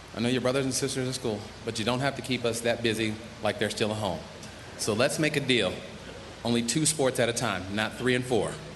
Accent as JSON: {"language": "English", "region": "Pennsylvania", "country": "United States", "said": "in Pittsburgh in my home state"}